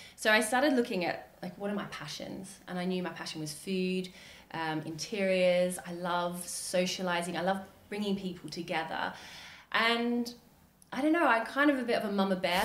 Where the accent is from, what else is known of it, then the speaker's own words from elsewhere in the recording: Australia; now in United Kingdom; I'm Australian